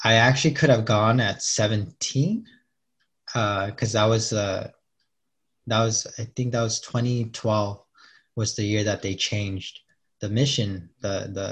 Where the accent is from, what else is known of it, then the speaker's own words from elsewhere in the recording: Fillmore, California, United States; I grew up in Fillmore